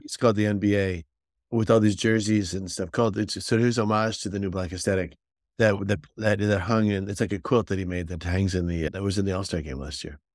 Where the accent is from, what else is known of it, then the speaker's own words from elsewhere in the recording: Northeast, United States; now in Connecticut, United States; I grew up in the Northeast, right? So, I live here in Connecticut